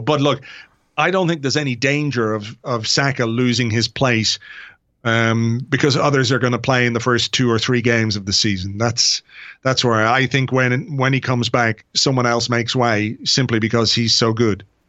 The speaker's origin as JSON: {"language": "English", "country": "Ireland", "said": "I'm an Irish guy"}